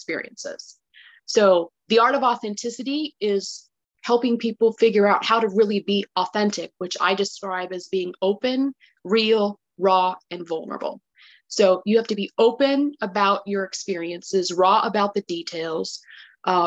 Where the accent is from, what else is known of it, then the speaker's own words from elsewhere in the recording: California, United States; moved away as an adult; also born or lived in Texas; I was born and raised in California.